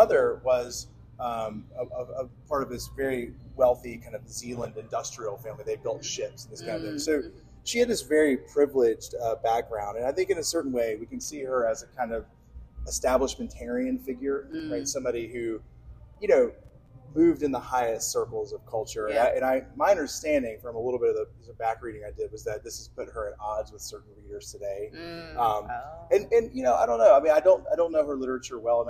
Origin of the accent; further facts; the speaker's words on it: Alabama, United States; I'm from Alabama